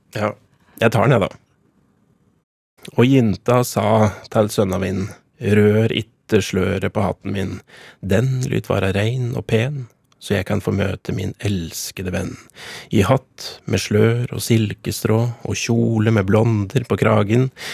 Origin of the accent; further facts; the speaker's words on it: Gjøvik, Innlandet, Norway; Jeg er fra Gjøvik-sida.